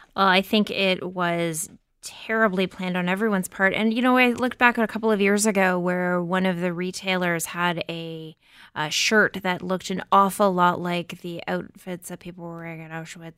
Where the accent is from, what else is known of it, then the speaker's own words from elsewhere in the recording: Windsor, Ontario, Canada; I grew up outside of Windsor